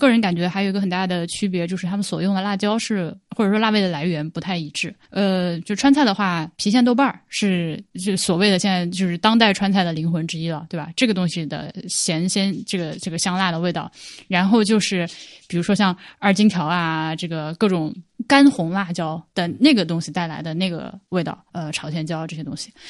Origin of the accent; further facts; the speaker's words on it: Hubei, China; also born or lived in Beijing; 因为我是湖北的小孩，去到北京之后，最开始在那边有湘菜馆。